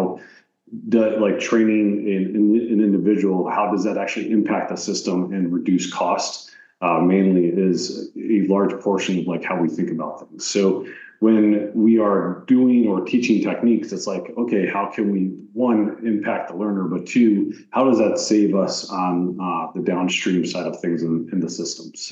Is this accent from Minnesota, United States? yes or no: no; Troy, Pennsylvania, United States; I grew up in Troy, Pennsylvania, which is a small town in northern Pennsylvania